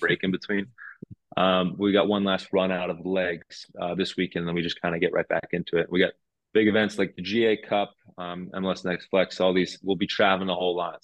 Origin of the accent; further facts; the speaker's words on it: New Jersey, United States; moved away as an adult; now in Cincinnati, United States; we grew up together in Jersey